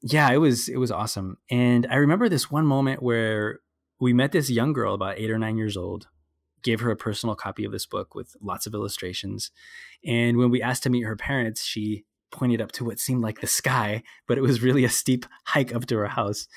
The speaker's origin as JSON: {"language": "English", "town": "Burbank", "region": "California", "country": "United States", "tie": "born or raised there", "said": "I grew up in Burbank."}